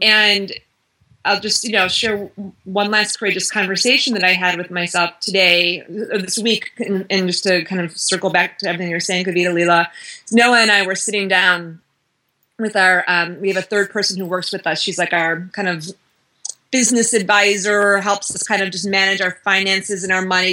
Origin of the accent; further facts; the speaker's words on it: Midwest, United States; I'm from the Midwest